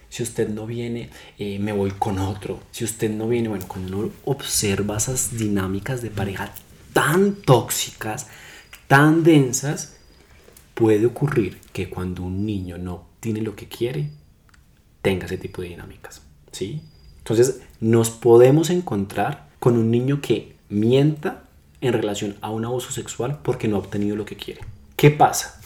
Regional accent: Colombia; en nosotros como seres humanos, como colombianos

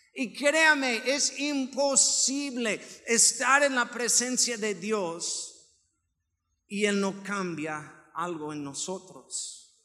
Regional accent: Nayarit, Mexico; now in Aguascalientes, Mexico; Yo vengo de Nayarit

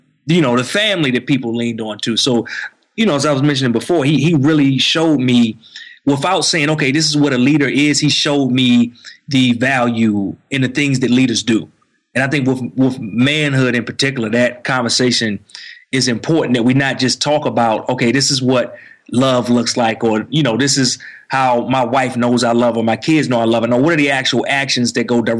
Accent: D.C. area, Maryland, United States; moved away as an adult; now in Atlanta, United States; I grew up in Maryland in the D.C. area. Now we actually have moved and we live, like you mentioned, in Atlanta, outside of Atlanta

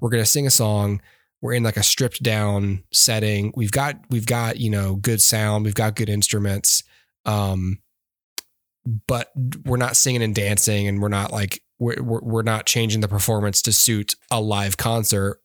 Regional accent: Alabama, United States; I'm from Alabama

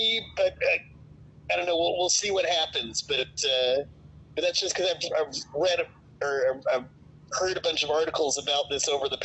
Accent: United States; I'm a stupid American

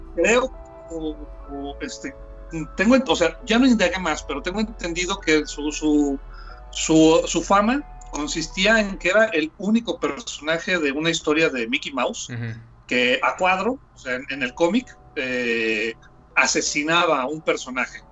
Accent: Aguascalientes, Mexico; aquí en, mi tierra, en Aguascalientes, cuando yo empecé con todo este rollo de, la dibujada

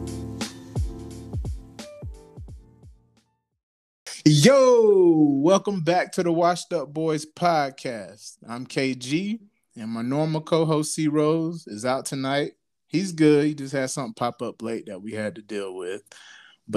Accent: South Florida, United States; growing up in South Florida

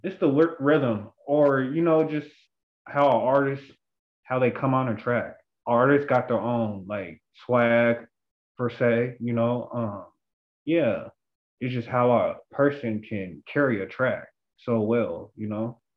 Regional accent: Seattle, Washington, United States; I'm from Seattle, Washington

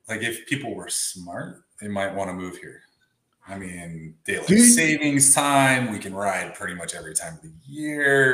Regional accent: Wisconsin, United States; moved away as an adult; now in Arizona, United States; I grew up in Wisconsin, so I was a part of that. And then I came out here. I've been out here for almost 20 years now.

